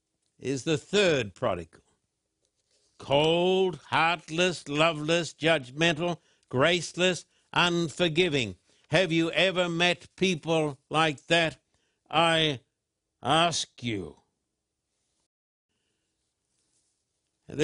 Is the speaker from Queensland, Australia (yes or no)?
yes; Brisbane, Queensland, Australia; when I was a boy growing up in Brisbane